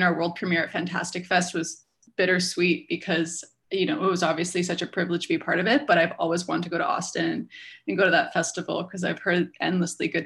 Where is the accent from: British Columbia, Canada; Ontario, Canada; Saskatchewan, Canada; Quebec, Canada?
British Columbia, Canada; Vancouver; now in Montreal, Canada; I'm based in Montreal and I'm from Vancouver